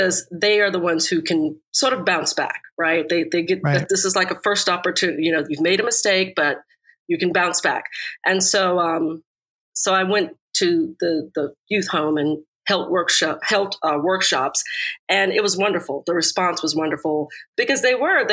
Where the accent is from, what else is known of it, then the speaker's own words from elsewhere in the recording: United States; moved away; I grew up right outside of Washington, D.C.